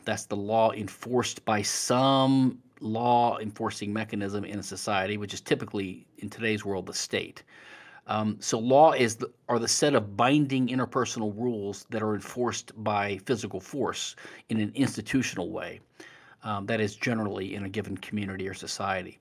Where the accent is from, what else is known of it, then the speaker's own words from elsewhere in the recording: Louisiana, United States; as a lawyer studying the civil law in Louisiana, which is my home state